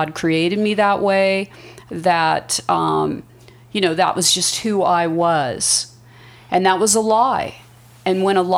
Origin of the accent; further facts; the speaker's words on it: Las Vegas, Nevada, United States; I am from Las Vegas. My dad was military, and we were stationed out here at Nellis.